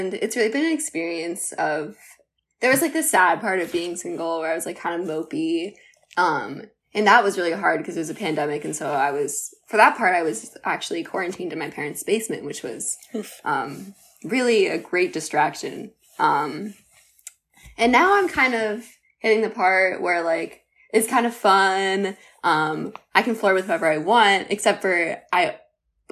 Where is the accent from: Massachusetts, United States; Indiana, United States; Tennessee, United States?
Massachusetts, United States; right outside of Boston; I grew up like right outside of Boston